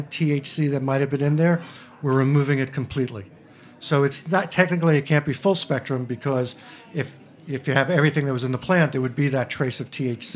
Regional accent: New York City, New York, United States; I'm from Queens

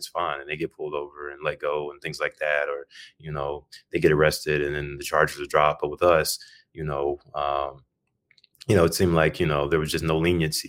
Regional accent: Birmingham, Alabama, United States; now in Chicago, United States; I was born in Birmingham, Alabama

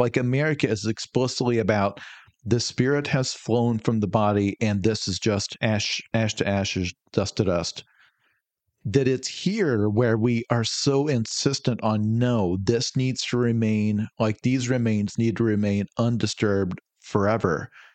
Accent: United States; as an American

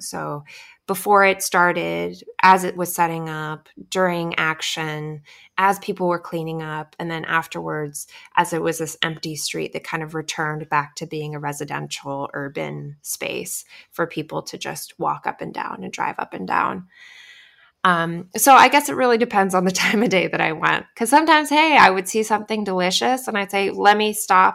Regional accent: Alaska, United States; now in Hawaii, United States; I grew up in Alaska

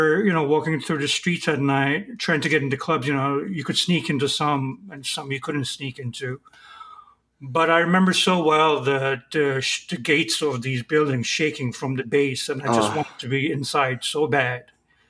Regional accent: Istanbul, Turkey; born there; I was born in Istanbul, which is another, you know, crowded city.

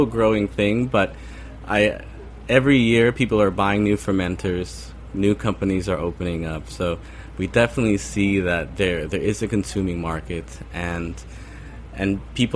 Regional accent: California, United States; moved away as an adult; now in Barcelona, Spain; I am originally from California. I moved to Barcelona almost 10 years back.

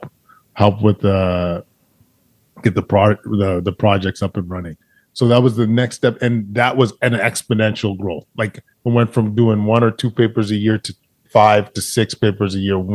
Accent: Alberta, Canada; I grew up in Alberta

